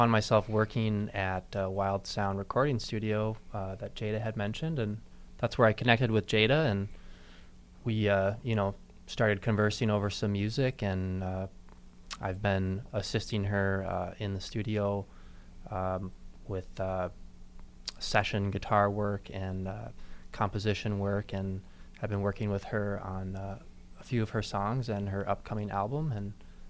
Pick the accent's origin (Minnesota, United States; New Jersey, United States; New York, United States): Minnesota, United States; Minneapolis; I'm from the Minneapolis area, born and raised, been here my whole life.